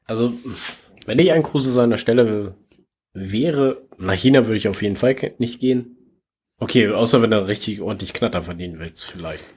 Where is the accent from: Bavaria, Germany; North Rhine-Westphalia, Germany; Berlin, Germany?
North Rhine-Westphalia, Germany; Gronau; in meiner Heimatstadt, ey, wo ich geboren worden bin, in Gronau